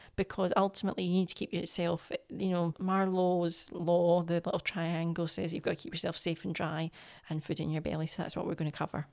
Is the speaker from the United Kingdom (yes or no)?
yes; Scotland, United Kingdom; I'm Scottish